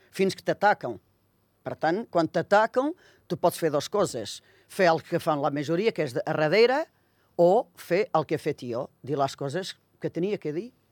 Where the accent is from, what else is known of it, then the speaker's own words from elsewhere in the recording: Viseu, Portugal; Catalan is a second language; moved away as an adult; now in Andorra; Jo sóc de Mimeta de Beira i pertany a un municipi de, de Viseu.